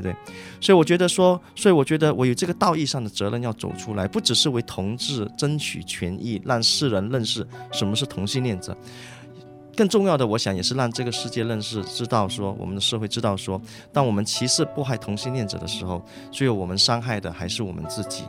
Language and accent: Chinese; Malaysia; 我是马来西亚人